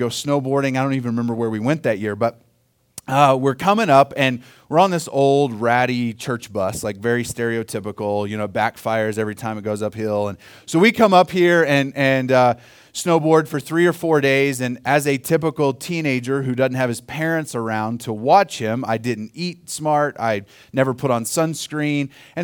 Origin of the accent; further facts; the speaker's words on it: Oklahoma, United States; now in Colorado, United States; I grew up in Oklahoma